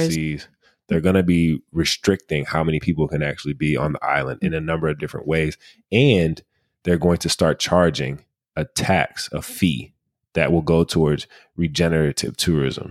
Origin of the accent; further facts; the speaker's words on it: Michigan, United States; our home state of Michigan